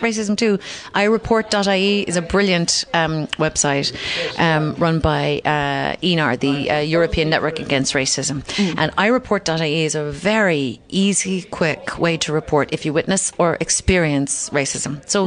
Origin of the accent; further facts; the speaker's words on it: Kinsale, Munster, Ireland; also born or lived in London; we were in Kinsale, my hometown